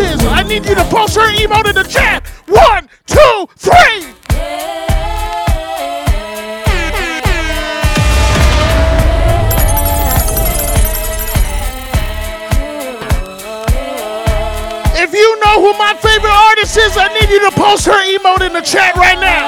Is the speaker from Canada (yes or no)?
yes; Montreal, Quebec, Canada; I'm from Montreal. Je viens de Montréal